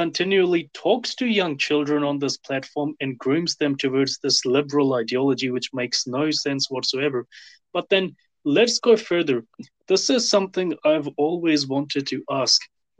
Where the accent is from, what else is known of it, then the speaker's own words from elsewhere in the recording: Delhi, India; personally speaking, I'm from Delhi.